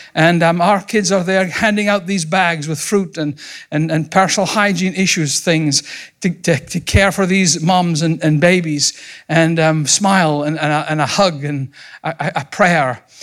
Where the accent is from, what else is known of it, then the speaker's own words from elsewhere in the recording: Scotland, United Kingdom; moved away as an adult; also born or lived in Montgomery, Alabama; now in United States; I was raised in Scotland